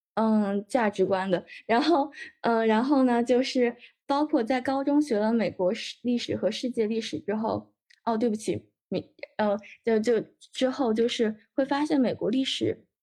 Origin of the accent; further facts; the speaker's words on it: China; 我在这个中国的环境中长大